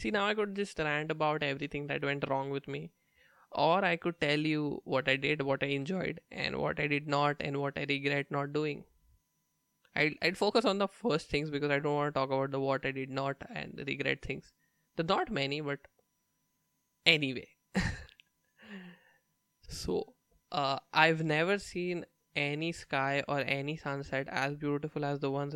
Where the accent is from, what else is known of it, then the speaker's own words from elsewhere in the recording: India; moved away as an adult; I'm Indian